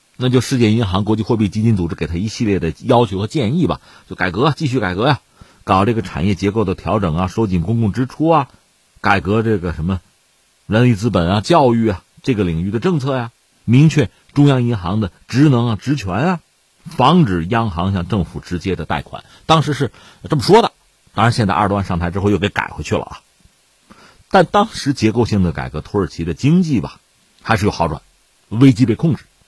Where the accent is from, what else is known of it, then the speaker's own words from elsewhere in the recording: China; 我们中国人对这个杠杆的警惕